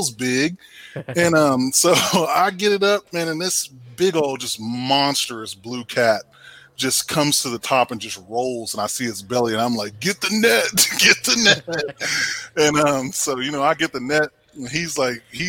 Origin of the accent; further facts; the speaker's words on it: Temple, Texas, United States; moved away; I'm from Temple, Texas originally, so grew up fishing the Leon River and Belton Lake and all of that stuff down there